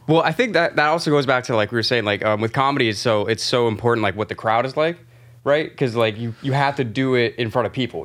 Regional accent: by Tampa, Florida, United States; now in New York, United States; I'm, I'm from Florida

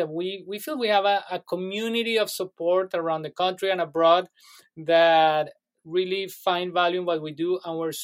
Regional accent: Colombia; now in United States; I was born in Colombia. Now I'm a naturalized citizen

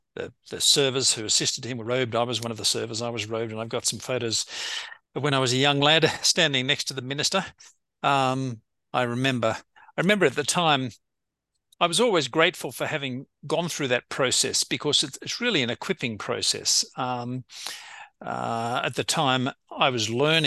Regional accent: Australia; moved away as an adult; also born or lived in United Kingdom / Israel / Indonesia; I grew up in Australia. My formative years were in Australia. Did all my schooling, my university in Australia

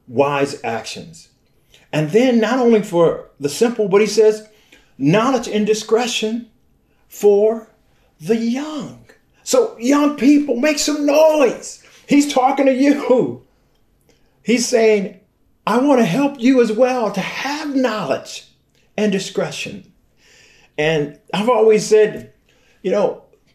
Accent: Flint, Michigan, United States; I was born and raised in Flint.

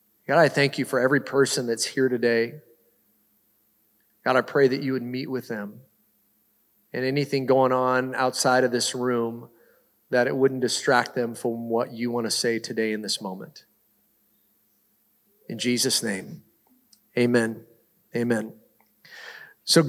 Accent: the Northwest, Pacific Northwest, United States; I grew up in the Northwest

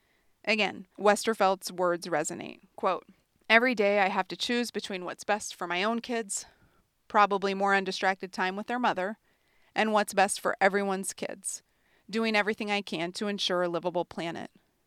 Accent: New England, United States; also born or lived in Vermont; I grew up in New England and spent the last 7 years studying environmental and energy policy in the brave little state of Vermont.

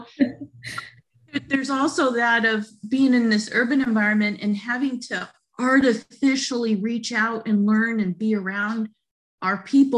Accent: St. Mary's, United States; When I tell them and I say, I'm from St. Mary's, then there can kind of be this difference.

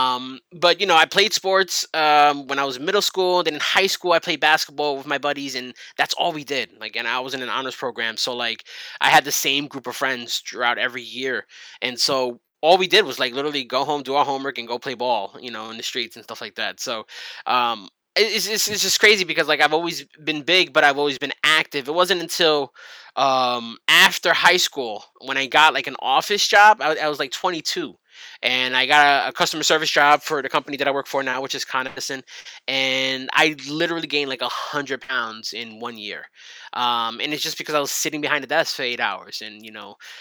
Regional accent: New York, United States; I'm from New York and I was born here.

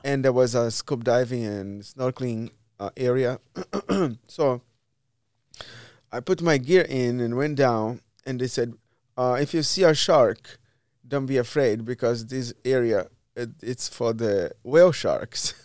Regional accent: Brazil; moved away as an adult; also born or lived in Miami / Spain / Portugal / São Paulo; now in Cleveland, United States; I left Brazil, because of the government

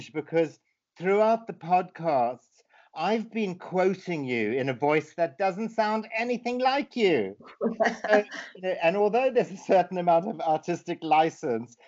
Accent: Zimbabwe; my life growing up in Zimbabwe, or formerly Rhodesia

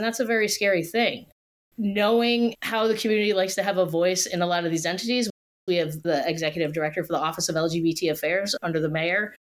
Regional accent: Allentown, Pennsylvania, United States; now in Philadelphia, United States; originally from Allentown, Pennsylvania, and as soon as I could move down to Philadelphia, I did in 1996

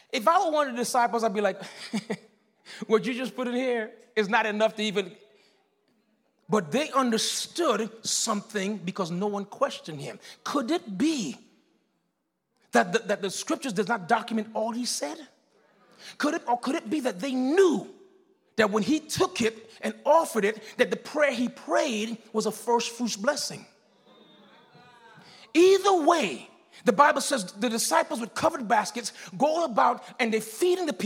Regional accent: Miami, Florida, United States; I'm that guy from Liberty City

